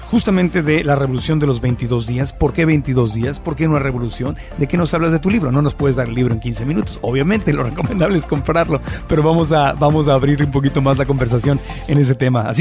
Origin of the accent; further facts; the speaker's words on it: Mexico; now in United States; En México, por ejemplo, yo que pues, crecí allá, allá en México